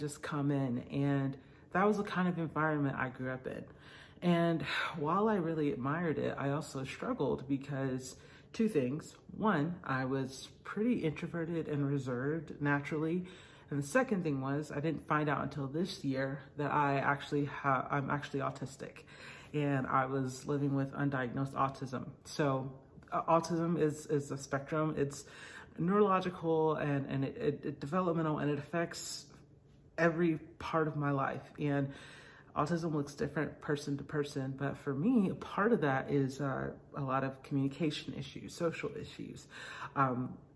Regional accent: Atlanta, Georgia, United States; I grew up in Atlanta, Georgia area, where my parents were pastors.

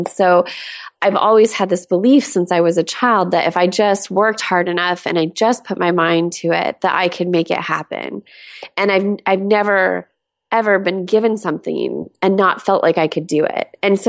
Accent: California, United States; I used to live in San Diego. I grew up in Southern California.

